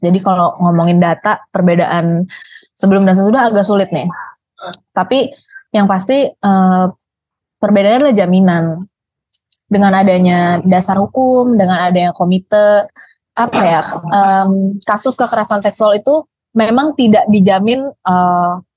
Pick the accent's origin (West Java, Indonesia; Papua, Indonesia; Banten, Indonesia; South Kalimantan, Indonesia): Banten, Indonesia; Serang; di kota gue lah di kota Serang